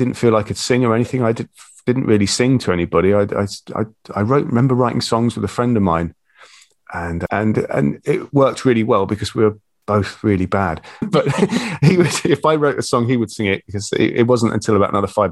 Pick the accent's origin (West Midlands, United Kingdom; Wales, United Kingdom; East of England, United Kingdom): East of England, United Kingdom; St Neots; also born or lived in Bedfordshire; I grew up in Cambridgeshire, market town called St Neots, and I lived there till my early 20s when I got married, and we moved to Bedfordshire